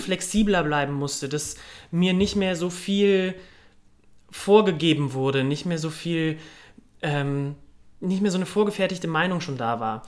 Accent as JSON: {"language": "German", "town": "Cologne", "region": "North Rhine-Westphalia", "country": "Germany", "tie": "born or raised there", "also_born_or_lived": "Munich", "moved": "as an adult", "said": "Aufgewachsen bin ich im wunderschönen Kölle am Ring."}